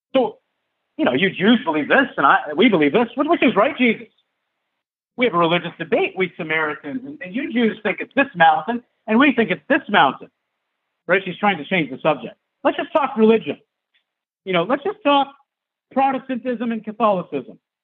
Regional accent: Michigan, United States; I'm from Michigan

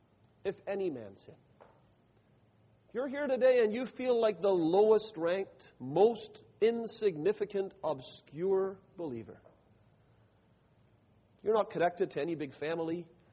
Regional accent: Canada; now in United States; I'm from Canada. Healthcare is a big issue up in Canada. I'm down in the U.S.

